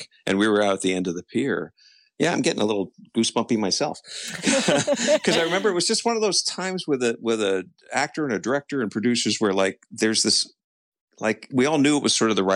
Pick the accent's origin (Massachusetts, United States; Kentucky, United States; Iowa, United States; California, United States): California, United States; Los Angeles; moved away as an adult; also born or lived in East Coast; I was born and raised in Los Angeles